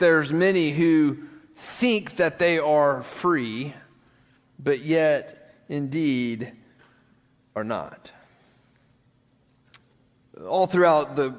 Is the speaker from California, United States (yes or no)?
no; West Tennessee, United States; I grew up in West Tennessee, and it was a small town